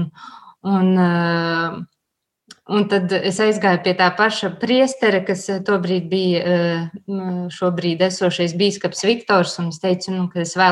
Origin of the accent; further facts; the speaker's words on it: Latvia; born there; Esmu Latvijai, esmu dzimusi Latvijā, esmu arī kopienā konsekrēta māsa un arī es esmu katoliete.